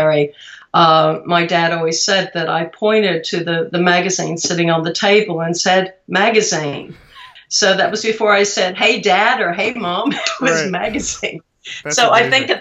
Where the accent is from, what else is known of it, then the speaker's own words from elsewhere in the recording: Austin, Texas, United States; growing up in Austin